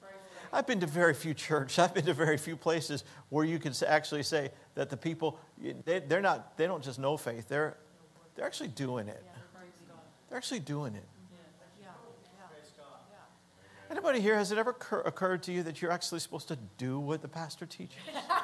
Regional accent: Denver, Colorado, United States; I'm from Denver. We're from Denver.

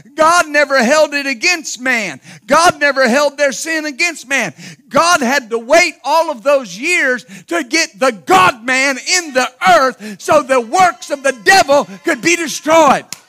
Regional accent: Ashland, Ohio, United States; born or raised there; also born or lived in Wilmington

